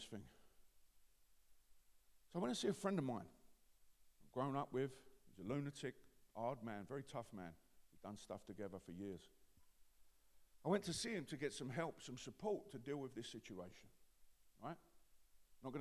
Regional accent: London, United Kingdom; we're from East London, that's how we speak.

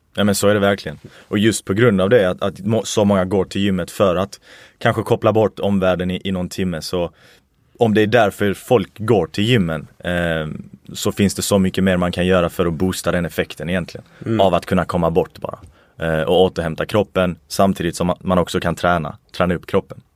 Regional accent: Sweden; mina föräldrar kommer faktiskt från Irak. Jag föddes i Sverige

